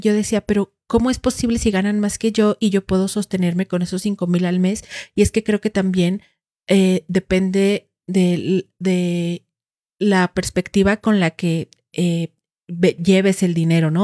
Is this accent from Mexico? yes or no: yes; Huehuetán, Mexico; yo en el pueblo crecí viendo en Huehuetán eh, el pueblo